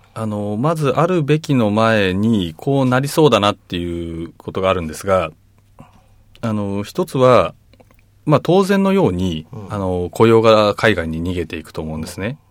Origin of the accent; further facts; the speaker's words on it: Chiba, Japan; 僕千葉出身なんですけど